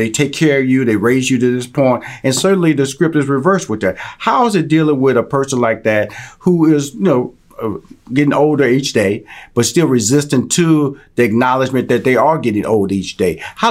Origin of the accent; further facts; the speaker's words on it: Houston, Texas, United States; I'm from Houston, Texas. So I have no humble beginnings.